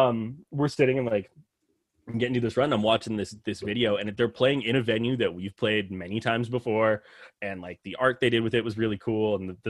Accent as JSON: {"language": "English", "town": "Edmonton", "region": "Alberta", "country": "Canada", "said": "they're Vancouver, we're Edmonton."}